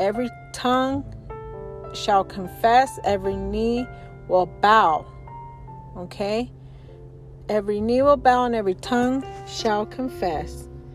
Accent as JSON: {"language": "English", "town": "Colorado Springs", "region": "Colorado", "country": "United States", "tie": "born or raised there", "said": "I was growing up in Colorado Springs"}